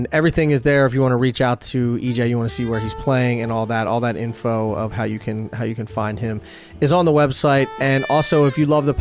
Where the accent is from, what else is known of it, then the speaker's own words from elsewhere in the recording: East Coast, United States; moved away; I'm originally from the East Coast